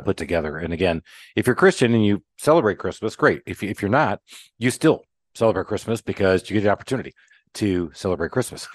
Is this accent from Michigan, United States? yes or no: yes; Michigan, United States; now in Atlanta, United States; I'm in Atlanta, Georgia, and I grew up in Michigan